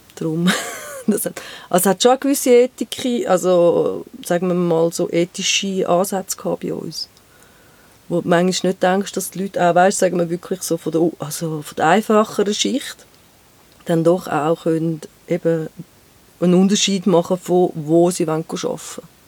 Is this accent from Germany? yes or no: no; Rümlang, Zurich, Switzerland; now in Geneva, Switzerland; Ich bin in Römlang aufgewachsen